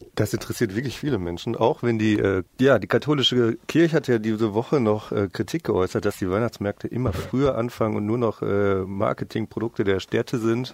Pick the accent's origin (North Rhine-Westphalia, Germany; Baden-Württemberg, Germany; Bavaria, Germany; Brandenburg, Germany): North Rhine-Westphalia, Germany; Düsseldorf; Bei uns in Düsseldorf